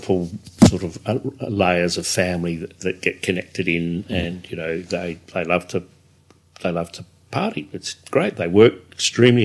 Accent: England, United Kingdom; now in Australia; we're English.

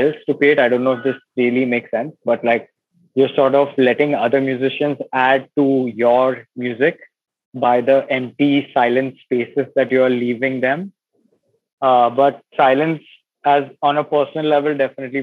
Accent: Mumbai, Maharashtra, India; I'm born and brought up in Bombay

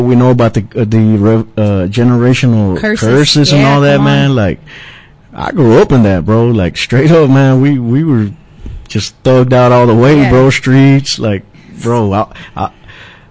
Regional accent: Pleasant Grove, United States; I'm from Pleasant Grove, and I was raised one foot in church and the other foot in the streets

